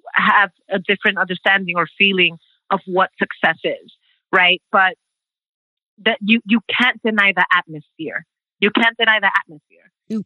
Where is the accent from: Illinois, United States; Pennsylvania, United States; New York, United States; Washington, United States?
New York, United States; New York City; also born or lived in Brooklyn; I am a Dominicana from the Bronx, first generation American, born and raised in the Bronx. I call Brooklyn home now.